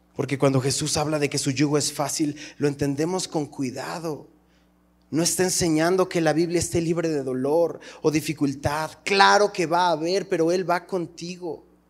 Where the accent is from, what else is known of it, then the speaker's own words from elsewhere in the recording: Mexico; cómo somos los mexicanos.